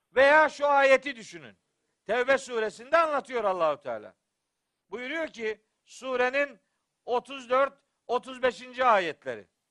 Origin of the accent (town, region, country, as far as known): Eastern Black Sea, Black Sea Region, Turkey